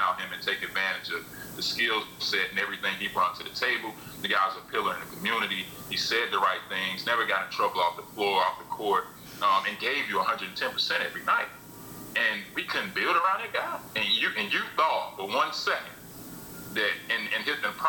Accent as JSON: {"language": "English", "town": "Charlotte", "region": "North Carolina", "country": "United States", "tie": "born or raised there", "said": "I grew up in Charlotte where, as a kid, we didn't even have a team."}